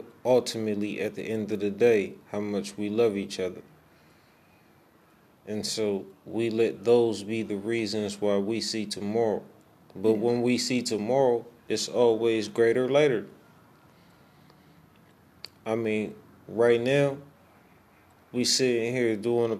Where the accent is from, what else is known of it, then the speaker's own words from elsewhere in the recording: Oakland, California, United States; I'm from East Oakland, California.